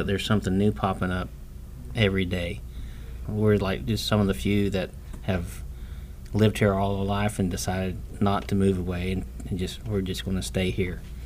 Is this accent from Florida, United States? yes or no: yes; Plant City, Florida, United States; I was born in Plant City and have lived here all my life.